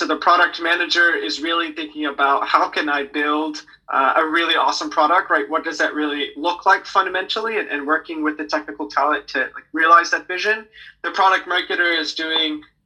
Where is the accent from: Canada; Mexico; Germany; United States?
United States; also born or lived in Hong Kong; born and raised in the States